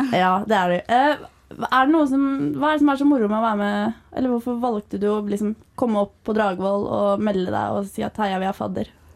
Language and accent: Norwegian; Eastern Norway, Norway; now in Trondheim, Norway; jeg er fra Østlandet